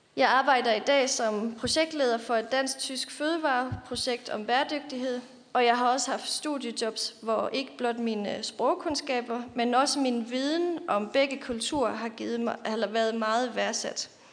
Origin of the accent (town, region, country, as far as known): Løgumkloster, Southern Denmark, Denmark; born or raised there; moved away as an adult; also born or lived in Sønderborg / Silkeborg; now in Copenhagen, Denmark